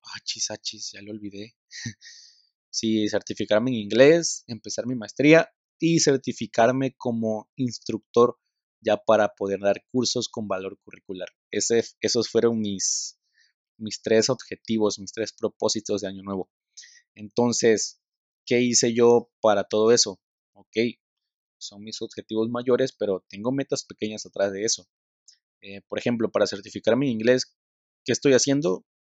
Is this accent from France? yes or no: no; Tabasco, Mexico; la cultura del tabasqueño, soy tabasqueño